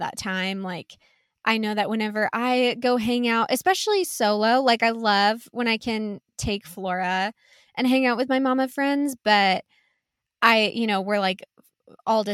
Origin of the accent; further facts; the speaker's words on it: Wichita, Kansas, United States; my family's from the Wichita area